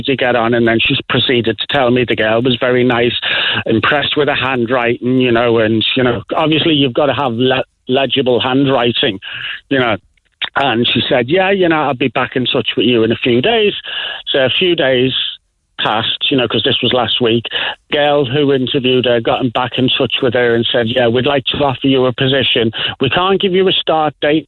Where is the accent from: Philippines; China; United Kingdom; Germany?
United Kingdom; Liverpool, North West England; accent: Liverpool; now in Ireland; my accent being from Liverpool